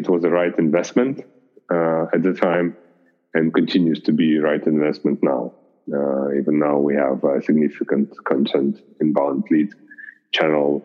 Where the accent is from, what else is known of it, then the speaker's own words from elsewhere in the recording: Russia; now in Germany; I'm not originally German, so I'm originally from Russia